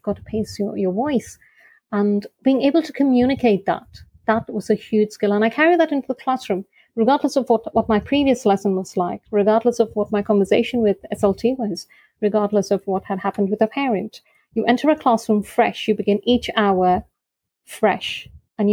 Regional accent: Oman; I am based in Oman, originally from India, born and brought up in Oman

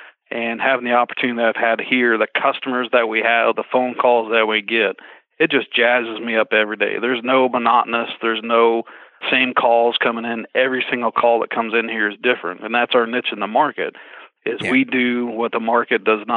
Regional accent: Indiana, United States; Being a farm boy at heart where I grew up in Indiana

